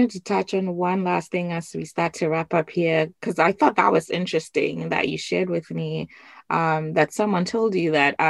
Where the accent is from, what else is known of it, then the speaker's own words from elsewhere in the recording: Ghana; someone stopped me and asked me where I was from. And I said, I was from Ghana.